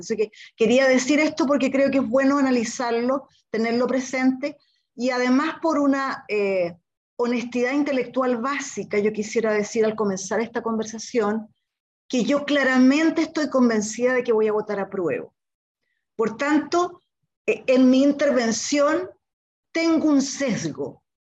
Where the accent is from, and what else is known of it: Chile; now in Santiago, Chile